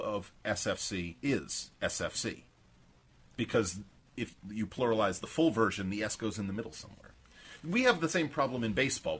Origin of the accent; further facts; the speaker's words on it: Maine, United States; I'm from Maine.